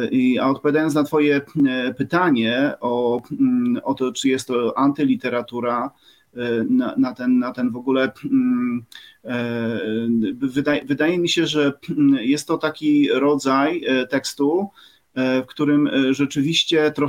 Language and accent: Polish; Subcarpathian Voivodeship, Poland; E, no i tak, jestem chłopakiem z Podkarpacia też, może tak podsumuję.